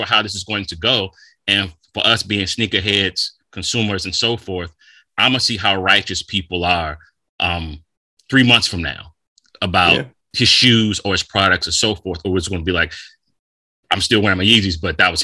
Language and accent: English; United States; being American